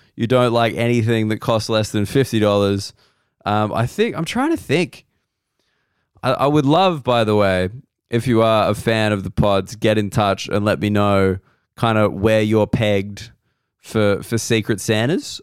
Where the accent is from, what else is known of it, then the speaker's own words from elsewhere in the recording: Australia; I'm an Australian and we're taught that a lot of things originated in the U K